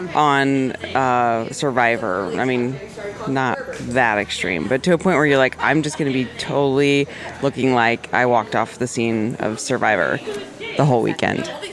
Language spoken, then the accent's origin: English; Arizona, United States; I grew up in Arizona where it's like hotter than hell